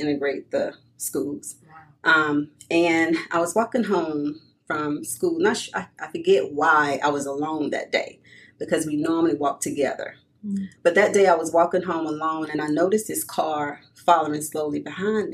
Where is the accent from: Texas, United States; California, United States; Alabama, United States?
Alabama, United States; Birmingham; moved away; I was born and raised in Birmingham. I've been living here for over 30 years now, so this is now my home